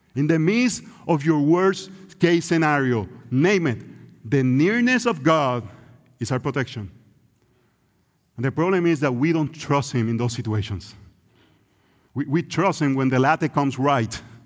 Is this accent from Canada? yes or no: no; Puerto Rico; English is a second language; It's Puerto Rico, that's where we grew up